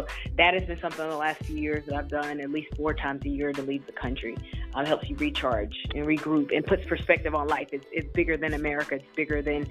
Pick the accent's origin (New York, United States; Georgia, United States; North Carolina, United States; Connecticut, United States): North Carolina, United States; moved away; I'm from North Carolina originally